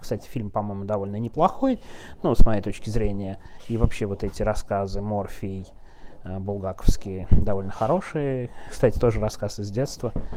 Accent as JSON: {"language": "Russian", "region": "Moscow", "country": "Russia", "said": "в 90-е я москвич"}